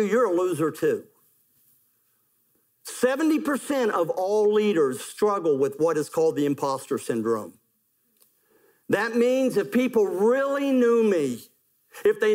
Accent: West Virginia, United States; I'm from West Virginia where we do things like that.

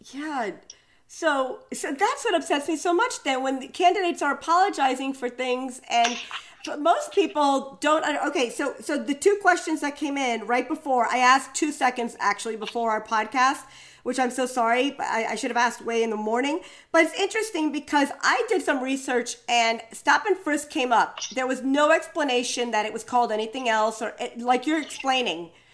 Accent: New York City, New York, United States; as a New Yorker walking through Central Park

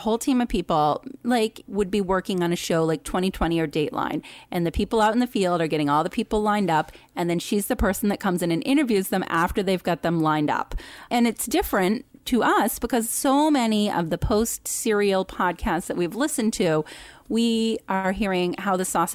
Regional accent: Boston, Massachusetts, United States; accent: Boston; I'm so from Boston

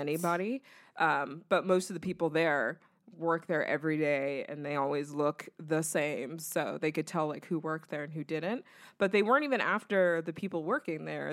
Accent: the South, United States; I grew up in the South around mostly white people.

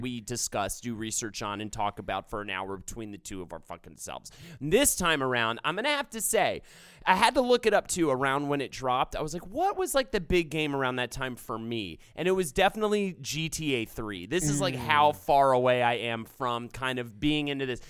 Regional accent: Charlotte, North Carolina, United States; moved away; I grew up in in Charlotte

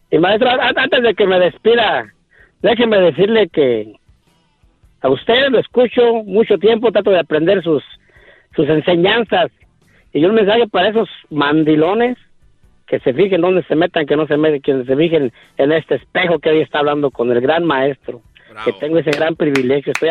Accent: Michoacán, Mexico; moved away; soy de Michoacán

